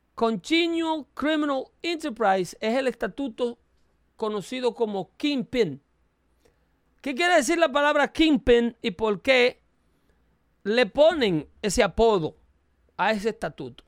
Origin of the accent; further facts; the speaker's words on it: Dominican Republic; now in United States; soy dominicano